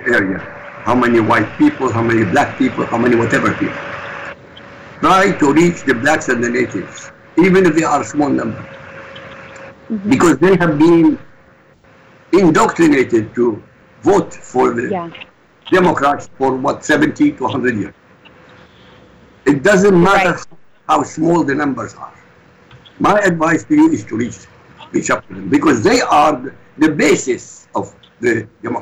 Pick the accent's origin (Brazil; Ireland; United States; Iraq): Iraq; now in Europe; I'm not an American citizen. I'm in Europe. I come from the Middle East, originally from Iraq. I'm a refugee